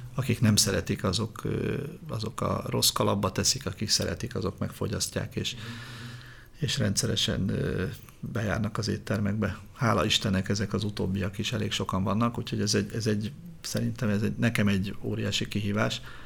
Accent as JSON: {"language": "Hungarian", "region": "Budapest", "country": "Hungary", "tie": "born or raised there", "said": "Én úgy nőttem föl Budafokon, hogy az utca volt a játszótér"}